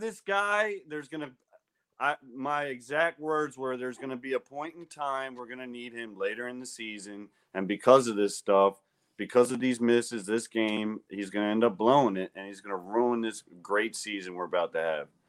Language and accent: English; Baltimore, Maryland, United States; I'm from Baltimore